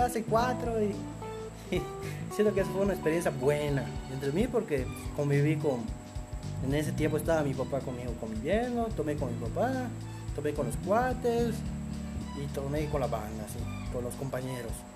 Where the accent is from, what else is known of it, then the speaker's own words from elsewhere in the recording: Mérida, Yucatán, Mexico; yo realmente soy de Media Yucatán, vivo acá desde este chico, aquí crecí, aquí nací y de aquí soy de Media Yucatán